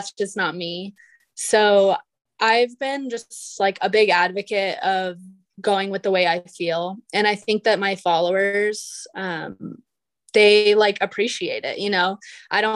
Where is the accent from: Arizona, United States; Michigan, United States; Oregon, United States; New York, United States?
Arizona, United States; Phoenix; also born or lived in Texas / San Francisco; I'm born and raised in Arizona, like the Phoenix area